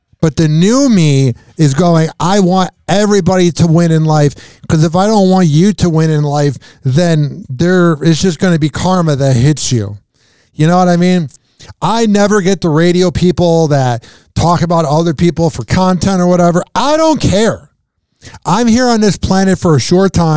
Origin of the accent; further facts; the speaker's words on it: Chicago, Illinois, United States; moved away; I'm from Chicago